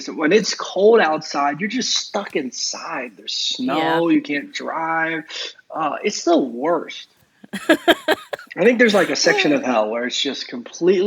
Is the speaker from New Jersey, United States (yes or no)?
no; Youngstown, Ohio, United States; moved away as an adult; also born or lived in Austin, Texas; now in Dallas area, Texas, United States; moved back to my hometown, me and my wife's hometown, Youngstown, Ohio. That's where we're both from.